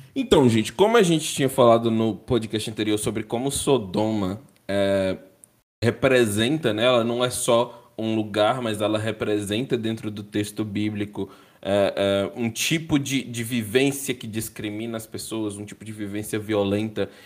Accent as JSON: {"language": "Portuguese", "town": "Teófilo Otoni", "region": "Minas Gerais", "country": "Brazil", "tie": "born or raised there", "said": "Nasci em Teoflotone, Minas Gerais"}